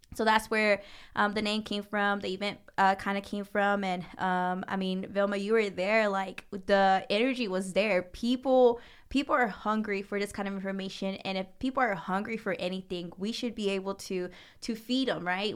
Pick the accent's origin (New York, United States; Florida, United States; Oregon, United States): Florida, United States; Jennings; I grew up in what we call Jennings, Florida